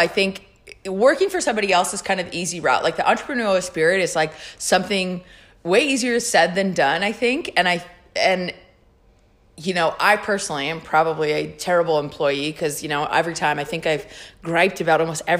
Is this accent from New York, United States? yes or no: no; California, United States; Me and my roommate were from California